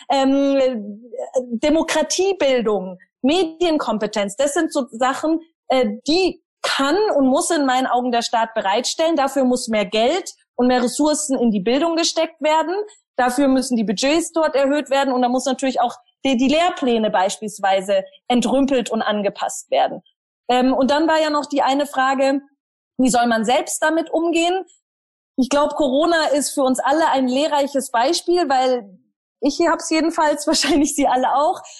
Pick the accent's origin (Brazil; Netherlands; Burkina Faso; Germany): Germany; da haben wir ein tolles Buch als Deutsche, nämlich unser Grundgesetz.